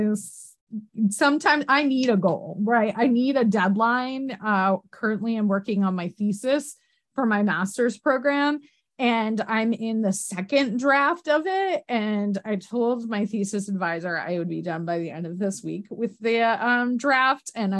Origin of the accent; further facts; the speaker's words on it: upstate New York, United States; accent: Canadian; I'm from like upstate New York, like practically Canada, like near the border where Cornwall is.